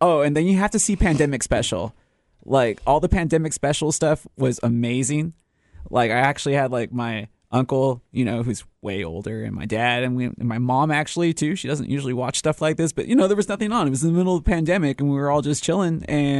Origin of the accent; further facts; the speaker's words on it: Hawaii, United States; Like I'm native Hawaiian.